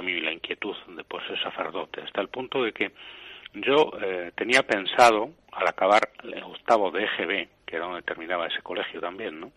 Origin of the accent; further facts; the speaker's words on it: Aranda de Duero, Castile and León, Spain; also born or lived in Segovia; nací en Segovia, pero eh, con nueve o diez años mis padres, cuando yo tenía nueve o diez años, mis padres fueron a vivir a Aranda de Duero